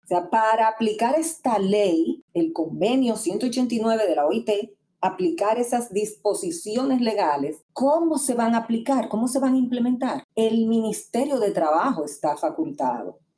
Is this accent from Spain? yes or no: no; Dominican Republic